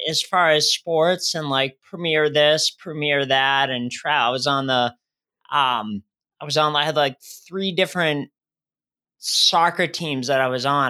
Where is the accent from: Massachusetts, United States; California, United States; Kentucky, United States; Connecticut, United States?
Massachusetts, United States; Shrewsbury; moved away as an adult; also born or lived in Worcester, Massachusetts; now in Rhode Island, United States; I grew up in, uh, Shrewsbury, Mass. I was born in Worcester, Mass, right next door to that.